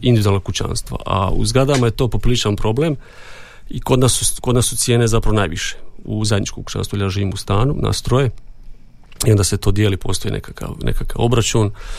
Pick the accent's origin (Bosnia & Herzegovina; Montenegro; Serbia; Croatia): Croatia; Donji Andrijevci, Brod-Posavina County; moved away as an adult; also born or lived in Zagreb; now in Đakovo, Croatia; ja sam inače iz Donjih Andrijevaca